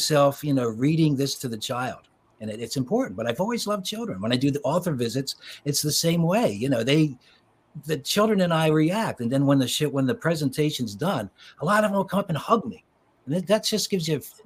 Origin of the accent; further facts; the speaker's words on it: Philadelphia, Pennsylvania, United States; I was born in Philadelphia and grew up in the suburbs of Philly